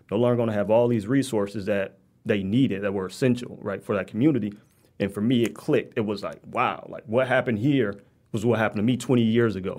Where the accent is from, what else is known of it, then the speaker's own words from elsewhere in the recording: Detroit, Michigan, United States; I grew up between six and seven mile in Evergreen